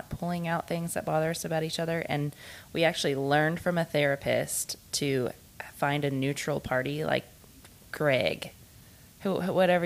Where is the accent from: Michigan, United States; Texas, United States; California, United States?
Texas, United States; Houston; moved away; I'm originally from Houston. And when I first moved to the small town that we live